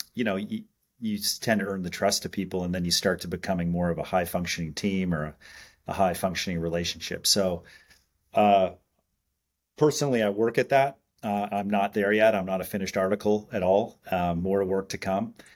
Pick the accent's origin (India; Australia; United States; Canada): Canada; Montreal, Quebec; growing up in Canada, um, I and born in Montreal